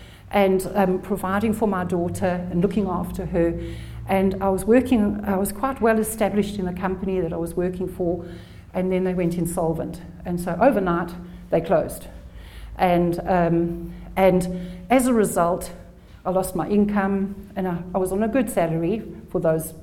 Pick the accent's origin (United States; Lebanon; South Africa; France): South Africa; also born or lived in England; I was born in England, but grew up in South Africa